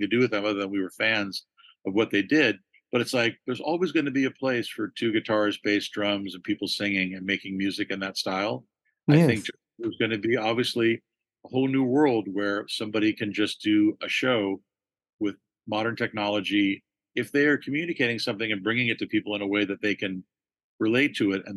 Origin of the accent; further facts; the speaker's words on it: Los Angeles, California, United States; growing up in Los Angeles